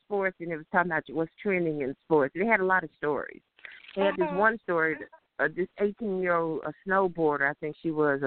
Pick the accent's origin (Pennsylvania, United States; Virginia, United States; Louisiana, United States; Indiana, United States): Louisiana, United States; Monroe; Louisiana, my hometown. Monroe, Louisiana is where I'm from, but you know, Lafayette is where I'm right at this moment.